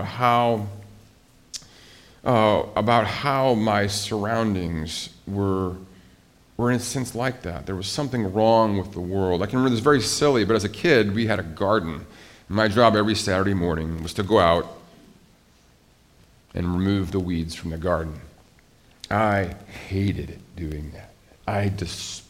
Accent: Billings, Montana, United States; moved away; my hometown was a very safe place to live. It was a great place to raise a family, Billings, Montana.

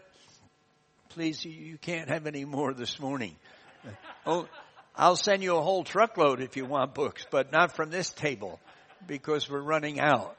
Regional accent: United States; accent: American; moved away; my American accent

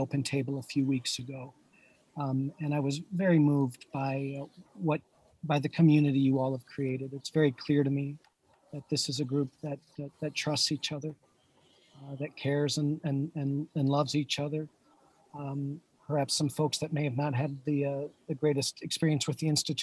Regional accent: Paradise, Indiana, United States; moved away as an adult; also born or lived in Miami; I grew up on the Indiana-Kentucky border in a small town called Paradise

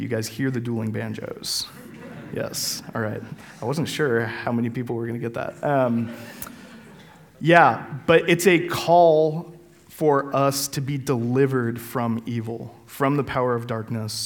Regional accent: Denver, Colorado, United States; moved away; I'm from Colorado and the great city of Denver

